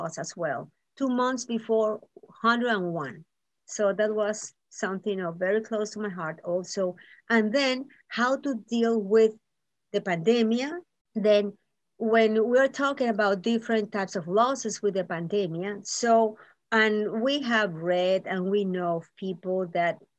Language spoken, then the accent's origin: English; Nicaragua; now in Miami, United States; I'm from Nicaragua